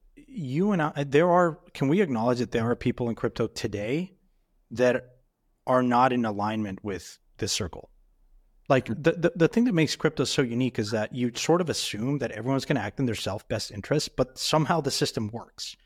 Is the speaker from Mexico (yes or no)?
yes; Mexico; moved away; I grew up in Mexico